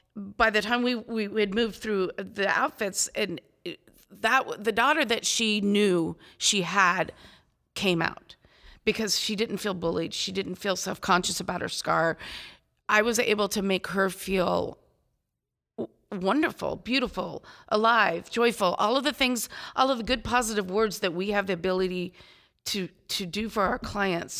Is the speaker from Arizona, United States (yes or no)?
yes; Phoenix, Arizona, United States; I'm from Phoenix, Arizona.